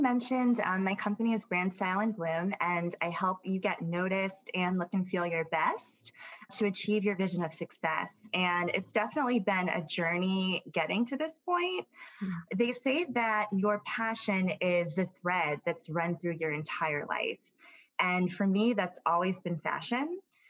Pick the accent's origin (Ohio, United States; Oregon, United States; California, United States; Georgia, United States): Georgia, United States; Atlanta; also born or lived in Alabama / Tennessee; now in New York City, United States; So I was born in Alabama. 2 weeks after that, I moved to Atlanta. 2 years after that, I moved back to Alabama. A few years after that, I moved to Tennessee, and then I moved back to Atlanta, Georgia.